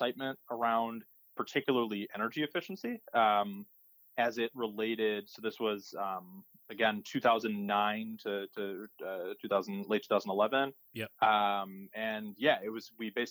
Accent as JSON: {"language": "English", "town": "West Bloomfield", "region": "Michigan", "country": "United States", "also_born_or_lived": "Detroit, Michigan", "said": "I am from originally West Bloomfield, Michigan, so outside of Detroit"}